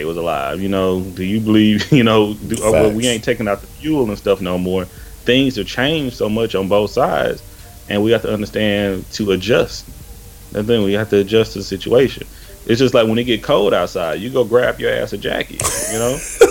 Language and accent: English; Tyler, Texas, United States; moved away as an adult; also born or lived in Houston, Texas; now in Seattle, United States; I'm initially from East Texas. I'm from Tyler, Texas.